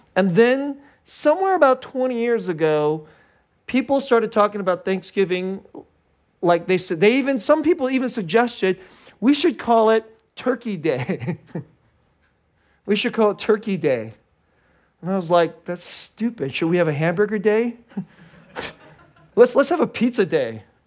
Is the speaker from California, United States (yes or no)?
yes; Bay Area, California, United States; I grew up in the Bay Area, which is, like, the most, like, secular, godless place in, in America